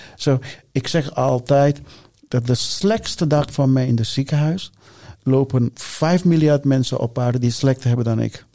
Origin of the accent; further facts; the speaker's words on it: Sri Lanka; now in Netherlands; ik ben geboren in Sri Lanka